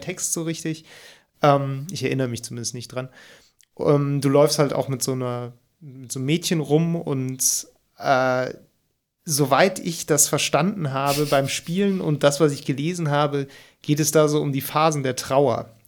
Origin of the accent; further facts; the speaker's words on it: near Cologne, North Rhine-Westphalia, Germany; obwohl ich aus der Nähe von Köln komme